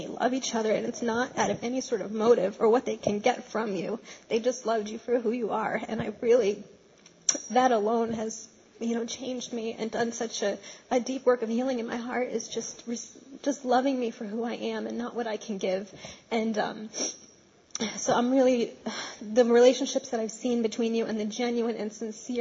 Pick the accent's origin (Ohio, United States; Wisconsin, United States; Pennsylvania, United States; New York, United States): New York, United States; Poughkeepsie; moved away as an adult; also born or lived in Brooklyn, New York; I'm originally from Poughkeepsie, but I went away to school out of state, and I've lived a couple of different places.